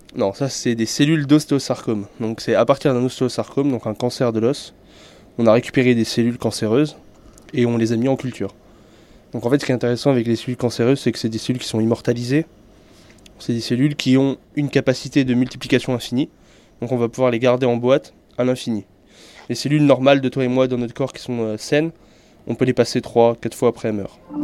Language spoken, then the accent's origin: French; France; d'où je viens, je viens de la France